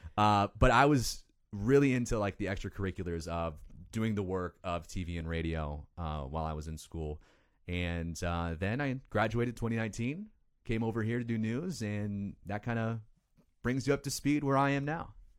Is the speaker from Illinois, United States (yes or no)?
yes; Lindenhurst, Illinois, United States; I grew up in Illinois in a small town called Lindenhurst. It's, uh, up in the north suburbs of Chicago